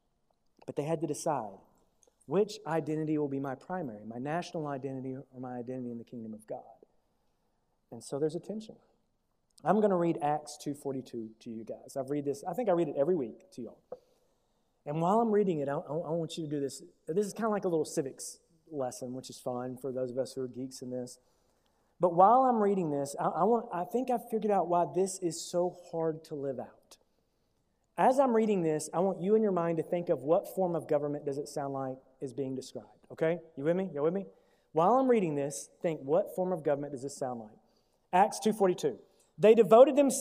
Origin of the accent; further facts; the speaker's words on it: United States; as an American.